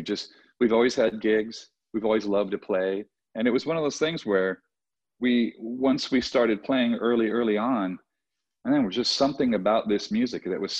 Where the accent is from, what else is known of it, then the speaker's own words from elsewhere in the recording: Southern California, United States; I'm from Southern California.